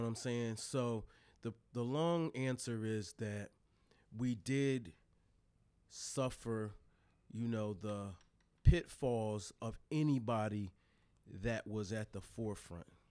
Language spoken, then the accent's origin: English; Newark, Delaware, United States; also born or lived in Wilmington, Delaware; born in Wilmington, raised in Newark.